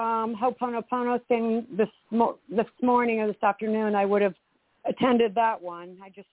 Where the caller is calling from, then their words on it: Vero Beach, Florida, United States; I'm calling from Vero Beach, Florida.